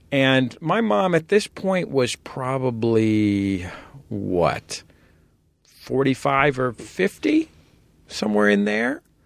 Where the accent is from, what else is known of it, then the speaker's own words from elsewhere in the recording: San Francisco, California, United States; our apartment or flat in San Francisco